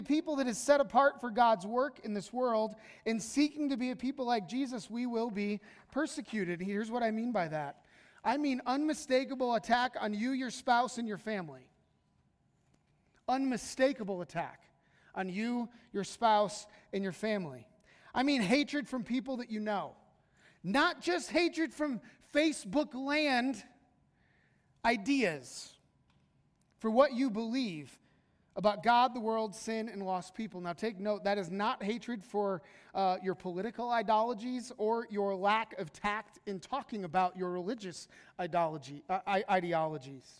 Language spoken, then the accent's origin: English; United States; American Christians